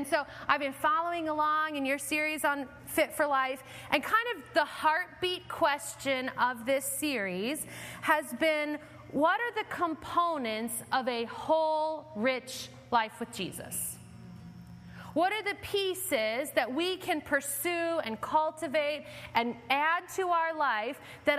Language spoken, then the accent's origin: English; Homewood, Illinois, United States; also born or lived in Evanston, United States; My parents moved our family from Evanston to Homewood when I was 2 years old. I grew up on Lexington Road.